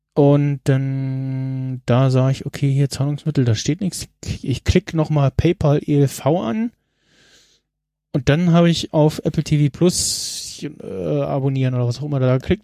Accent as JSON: {"language": "German", "country": "Germany", "said": "als Deutscher"}